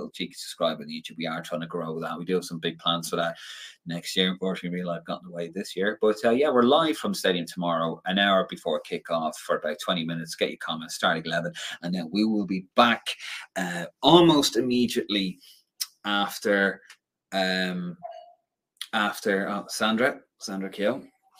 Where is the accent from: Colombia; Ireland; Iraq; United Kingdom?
Ireland; we're Irish